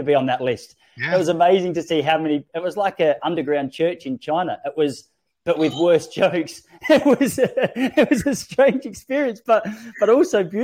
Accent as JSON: {"language": "English", "country": "Australia", "said": "I was from Australia"}